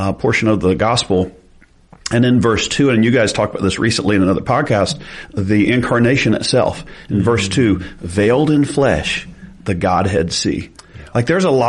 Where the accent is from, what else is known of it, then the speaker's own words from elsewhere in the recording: the South, United States; we're from the South